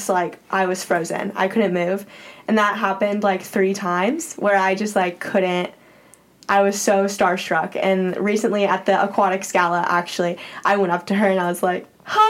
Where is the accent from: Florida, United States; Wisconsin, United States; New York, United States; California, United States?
Florida, United States; moved away as an adult; now in Berkeley, United States; I'm from Florida